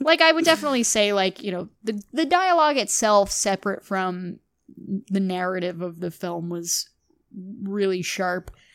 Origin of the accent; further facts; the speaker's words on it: Glen Rock, New Jersey, United States; is from the same hometown as me. We're both from Glen Rock, New Jersey